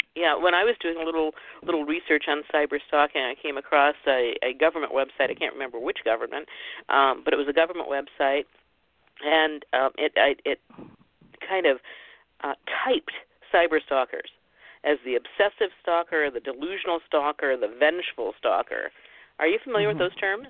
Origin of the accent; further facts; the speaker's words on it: Ohio, United States; I was born and raised in the Midwest in Ohio